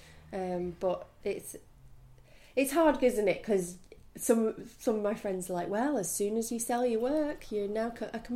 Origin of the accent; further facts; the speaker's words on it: Manchester, North West England, United Kingdom; moved away as an adult; now in New York, United States; I grew up in Manchester.